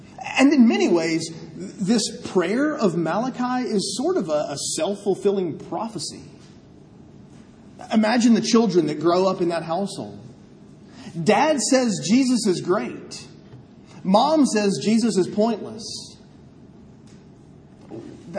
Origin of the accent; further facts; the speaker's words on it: United States; I'm an American.